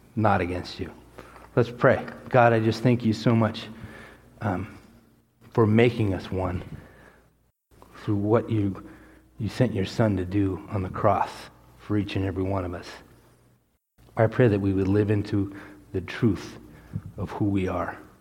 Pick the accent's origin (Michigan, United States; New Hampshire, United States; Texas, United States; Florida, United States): Texas, United States; I was born in Texas